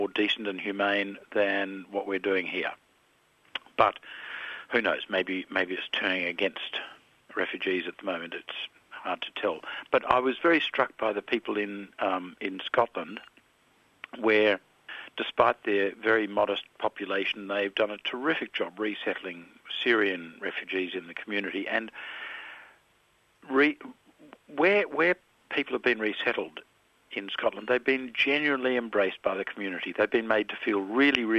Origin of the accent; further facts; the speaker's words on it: Melbourne, Victoria, Australia; I grew up in Melbourne in the 1950s